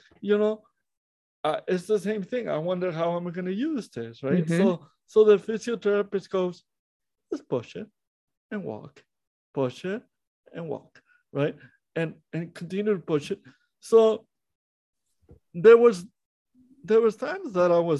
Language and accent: English; Monterrey, Nuevo León, Mexico; I was born in Monterrey, Mexico, how I was born premature